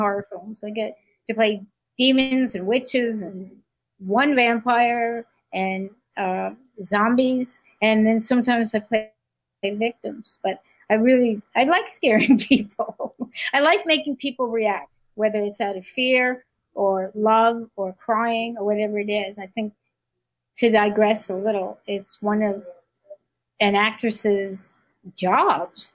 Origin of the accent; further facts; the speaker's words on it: New York City, New York, United States; born in New York City, but we spent time on the coast